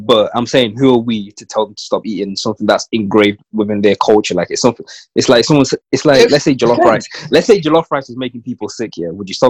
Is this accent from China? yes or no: yes; China; To be honest, I came from China, bro.